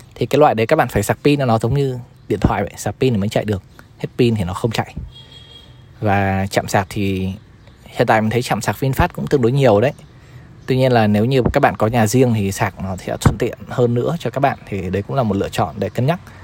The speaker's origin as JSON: {"language": "Vietnamese", "region": "Hai Phong", "country": "Vietnam", "tie": "born or raised there", "moved": "yes", "lives_now": "Ho Chi Minh City, Vietnam", "said": "về quê mình về Hải Phòng"}